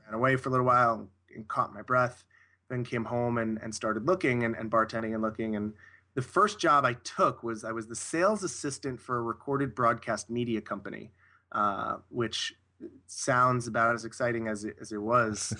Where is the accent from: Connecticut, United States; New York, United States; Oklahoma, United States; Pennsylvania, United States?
New York, United States; Long Island; I grew up in, uh, in the suburbs of, uh, Long Island, New York, which is about, about fifteen miles outside Manhattan